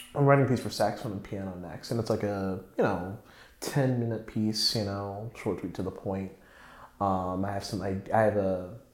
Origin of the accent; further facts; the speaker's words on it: Raleigh, North Carolina, United States; now in New York, United States; I was from Raleigh. I lived in Raleigh